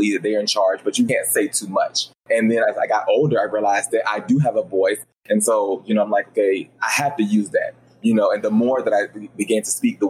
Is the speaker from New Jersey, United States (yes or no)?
no; Roanoke, Virginia, United States; now in South Carolina, United States; I grew up in Roanoke, Virginia, which is like a little small town